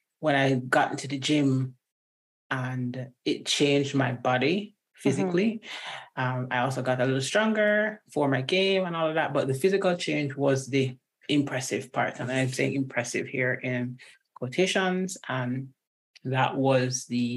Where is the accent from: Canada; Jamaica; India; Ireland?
Jamaica; also born or lived in Washington State; now in Washington, United States; I'm Jamaican, born and bred